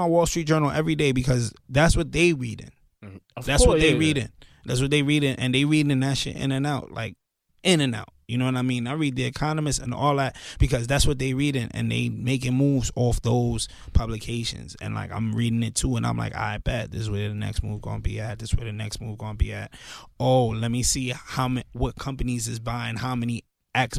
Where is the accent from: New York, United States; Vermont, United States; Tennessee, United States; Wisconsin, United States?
New York, United States; New York City; moved away as an adult; also born or lived in Pennsylvania; grew up in Canarsie, but like, when I graduated high school, my parents moved to Pennsylvania